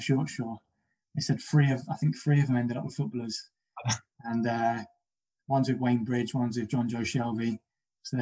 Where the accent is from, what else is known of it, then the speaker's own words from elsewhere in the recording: London, United Kingdom; And I'm from Battersea and I'm from a council estate